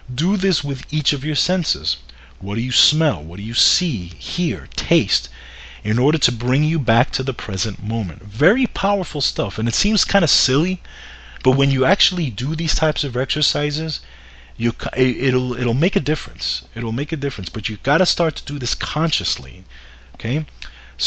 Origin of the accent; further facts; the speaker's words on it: New York, United States; as a New Yorker